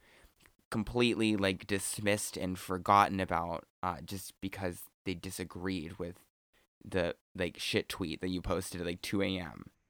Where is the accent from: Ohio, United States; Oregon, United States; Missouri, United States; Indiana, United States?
Oregon, United States; I'm from Oregon